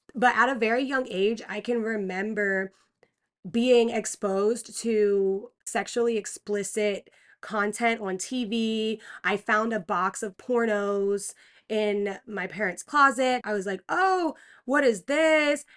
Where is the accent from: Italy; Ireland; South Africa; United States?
United States; Pennsylvania; I was born in Pennsylvania.